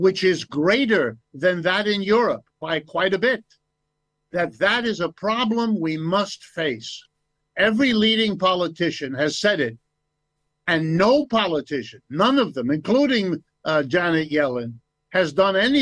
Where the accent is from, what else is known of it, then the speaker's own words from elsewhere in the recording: United States; I was born in the United States. I've lived and worked here all my life